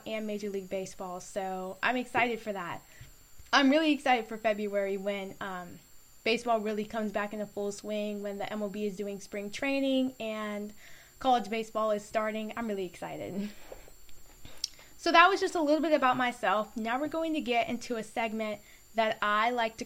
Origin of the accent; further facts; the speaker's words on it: Florida, United States; I'm from Florida